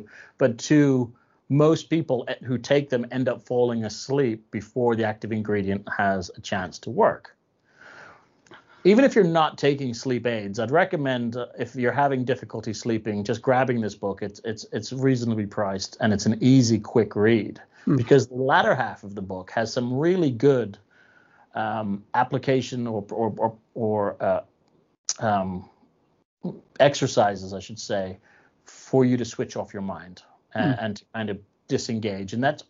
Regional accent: Ireland; I'm Irish, so it's in my culture to make sure that that I have that in my system at all times.

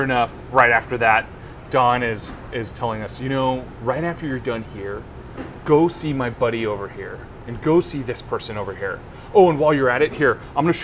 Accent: Silicon Valley, California, United States; I'm from Silicon Valley, so obviously I spent time in San Francisco

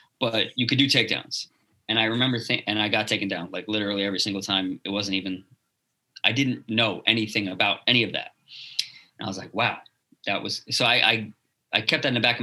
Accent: Teaneck, New Jersey, United States; I grew up in Teaneck, New Jersey

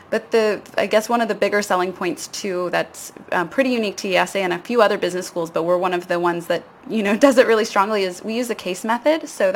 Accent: United States; accent: American; moved away as an adult; also born or lived in Barcelona; So I'm American, if you can't tell from the accent.

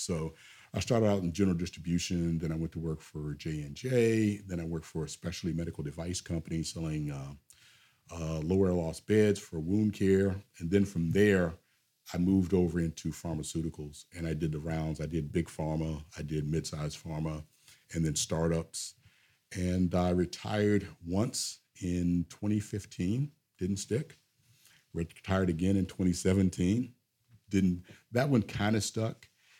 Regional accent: Lester, West Virginia, United States; when I tell people I'm from Lester, West Virginia, they always say, oh, that must be so nice to be from Virginia. No, I'm not from Virginia. I'm from West Virginia.

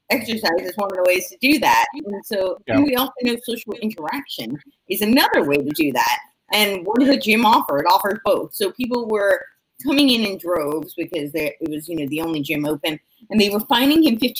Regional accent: in New Jersey, United States; now in California, United States; I'm from New York. I grew up right outside New York City and it was in New Jersey

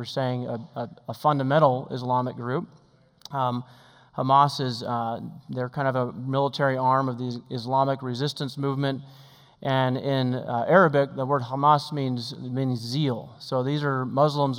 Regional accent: Oregon, United States; I grew up in Oregon also.

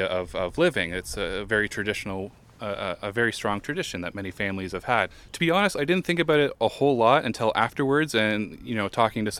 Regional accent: Lindsay, Ontario, Canada; I'm from Lindsay

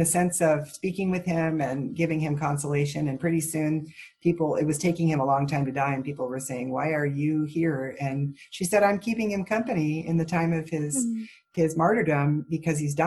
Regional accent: Southern California, United States; moved away; I came from Southern California

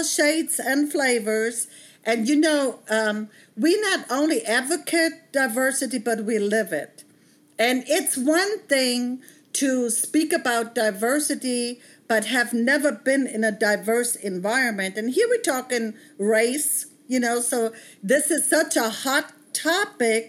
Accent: Bavaria, Germany; moved away as an adult; now in United States; I grew up monoracial in Germany, in Bavaria

